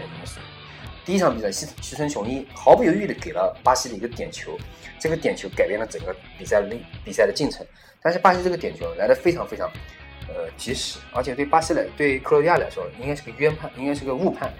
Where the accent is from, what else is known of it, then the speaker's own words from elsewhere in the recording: China; 到我们中国来以后